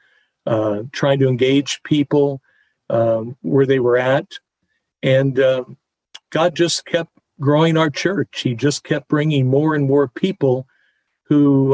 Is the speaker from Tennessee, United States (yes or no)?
no; Tucson, Arizona, United States; growing up in Tucson, Arizona, I was, I think, 12 years old